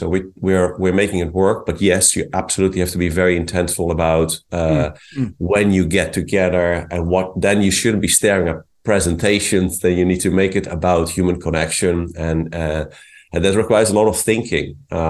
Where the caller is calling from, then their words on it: Carmel, California, United States; I'm speaking from Carmel in California.